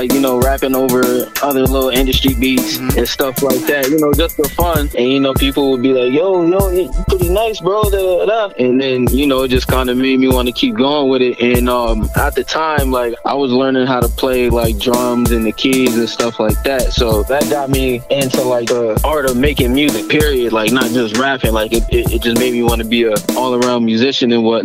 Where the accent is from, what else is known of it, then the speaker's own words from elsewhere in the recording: Springfield, Massachusetts, United States; I grew up in Springfield, Mass. As y'all mentioned, I've been out here my whole life.